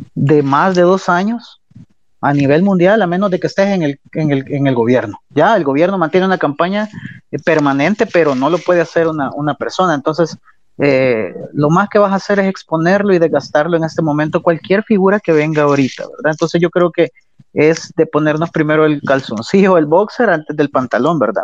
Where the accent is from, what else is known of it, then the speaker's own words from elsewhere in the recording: El Salvador; como salvadoreños y salvadoreñas que somos